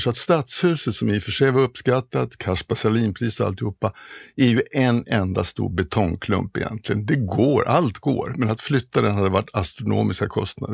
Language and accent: Swedish; Stockholm, Stockholm County, Sweden; moved away as an adult; also born or lived in Kiruna; Jag är stockholmare, född stockholmare och eh, har familjen här och mm, har aldrig tänkt flytta på mig